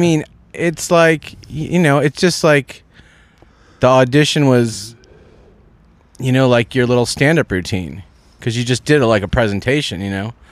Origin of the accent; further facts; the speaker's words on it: Walnut Creek, California, United States; I'm from Walnut Creek, California, which is in Northern California, East Bay.